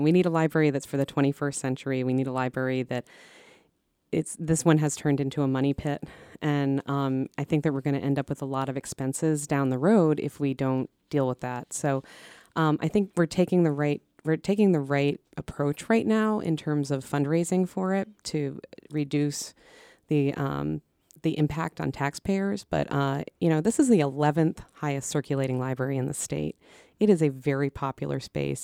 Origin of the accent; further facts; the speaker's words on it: Eastern Connecticut, United States; also born or lived in Minnesota; now in Belmont, United States; I grew up in Eastern Connecticut.